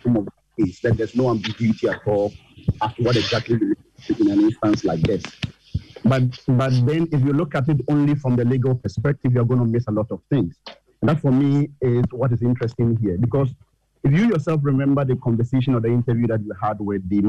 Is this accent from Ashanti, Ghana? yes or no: yes; Asante Akim Central, Ashanti, Ghana; now in Madina, Ghana; I'm originally from the Asantehachim Central